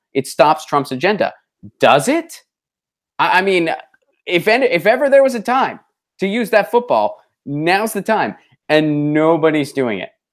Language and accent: English; Pittsburgh, Pennsylvania, United States; moved away; my hometown of Pittsburgh, Pennsylvania.